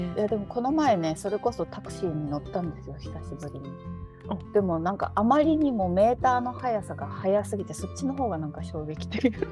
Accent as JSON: {"language": "Japanese", "region": "western Japan", "country": "Japan", "accent": "western (nishi no namari)", "moved": "yes", "said": "私はちょっと西の訛りもあると思うので"}